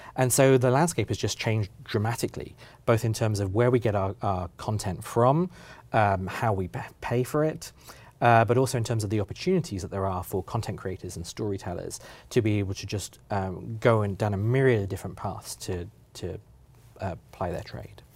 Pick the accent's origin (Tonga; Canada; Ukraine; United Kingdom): United Kingdom; now in Oregon, United States; as a British person